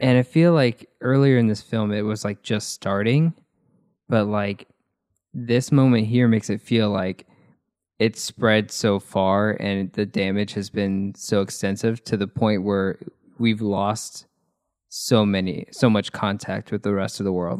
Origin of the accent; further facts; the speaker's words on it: United States; I'm an American